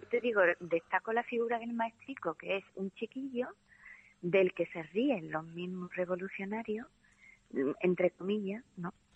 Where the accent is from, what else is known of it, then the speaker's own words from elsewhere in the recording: Andalusia, Spain; yo soy andaluza